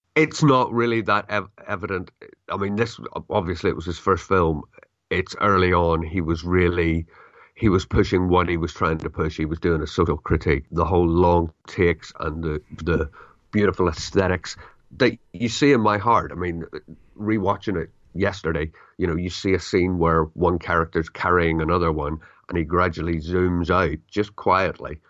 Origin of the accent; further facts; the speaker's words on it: United Kingdom; I'm British